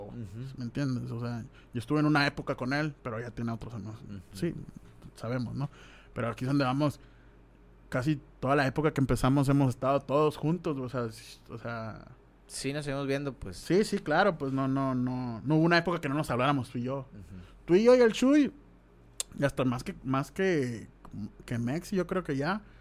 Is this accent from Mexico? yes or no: yes; Mexico; Soy mexicano con tremendo flow.